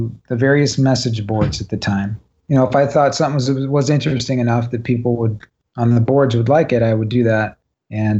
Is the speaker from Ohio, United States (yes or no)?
yes; Cleveland, Ohio, United States; we're from Cleveland